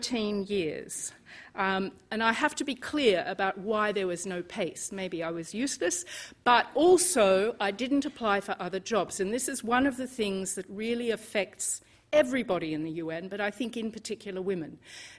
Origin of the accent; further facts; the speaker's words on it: Australia; moved away as an adult; now in United Kingdom; I grew up in Australia